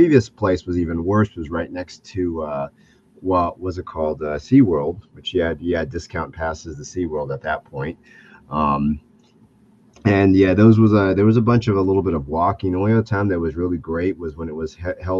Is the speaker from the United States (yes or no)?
yes; Florida, United States; moved away; I grew up in Florida, so I grew up in the Sunshine State back in the 90s.